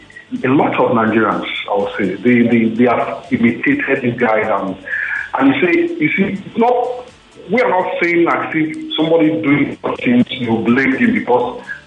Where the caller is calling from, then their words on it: Italy; I'm calling from Italy.